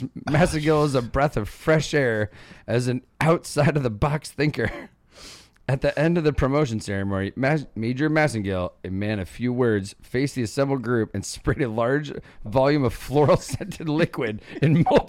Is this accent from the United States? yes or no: yes; United States; I'm fucking American.